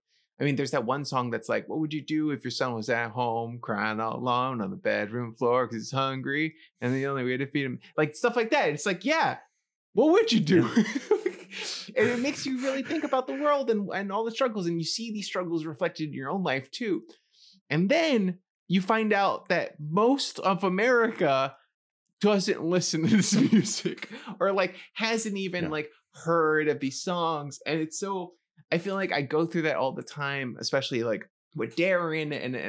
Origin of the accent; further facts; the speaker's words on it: New York City, New York, United States; Growing up for me, growing up in the Bronx, and like hearing this kind of music for you